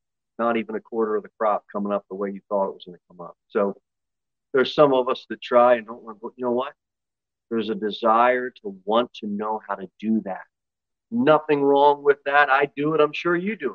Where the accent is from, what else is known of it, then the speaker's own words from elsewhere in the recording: United States; American Christians